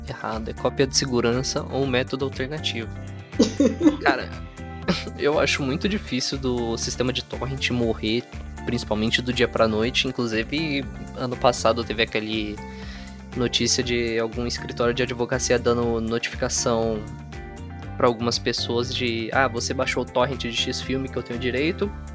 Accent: Brazil; nós que somos brasileiros

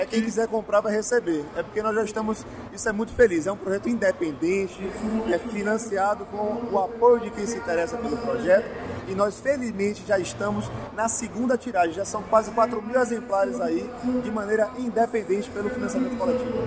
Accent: Bahia, Brazil; cultura da Bahia, que é minha terra

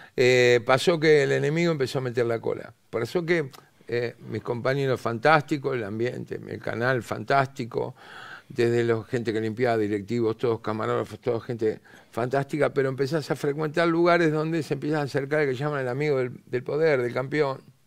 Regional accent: Buenos Aires, Argentina; nosotros tenemos modismo los porteños

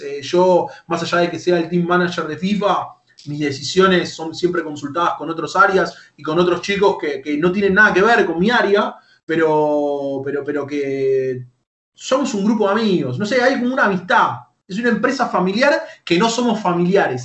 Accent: Lanús, Buenos Aires Province, Argentina; Soy de Lanús, vivo en Lanús. Ah, vivo en Lanús, nací en Lanús

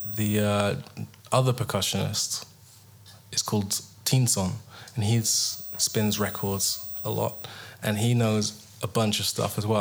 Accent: England, United Kingdom; I'm English

